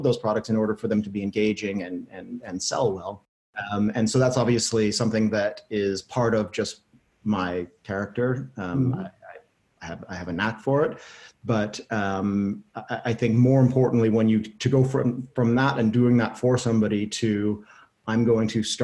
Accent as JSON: {"language": "English", "country": "Canada", "said": "I'm Canadian."}